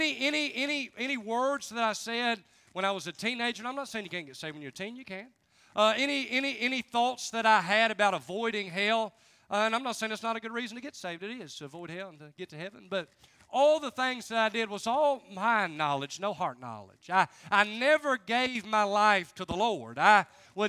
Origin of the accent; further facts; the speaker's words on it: Charleston, West Virginia, United States; I'm from Charleston, West Virginia.